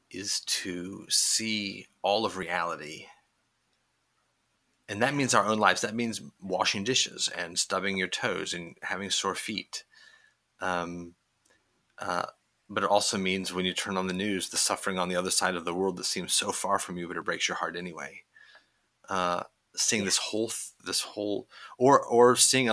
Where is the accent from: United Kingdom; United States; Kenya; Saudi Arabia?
United States; Midwest; moved away as an adult; also born or lived in Indiana; now in Pittsburgh, United States; I grew up in the Midwest